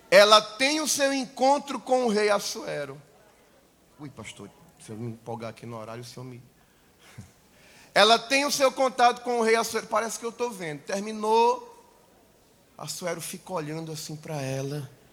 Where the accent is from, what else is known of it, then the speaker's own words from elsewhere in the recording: Manaus, Amazonas, Brazil; Eu nasci em Manaus